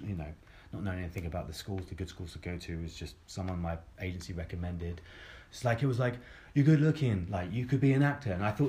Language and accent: English; Croydon, London, United Kingdom; But, like, growing up in Croydon, like, in the school that I grew up in, like, it wasn't a thing.